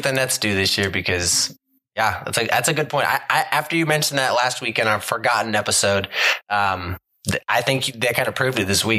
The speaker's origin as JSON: {"language": "English", "region": "Ohio", "country": "United States", "moved": "yes", "lives_now": "Southern California, United States", "said": "We're all from Ohio. I currently live out in Southern California as well."}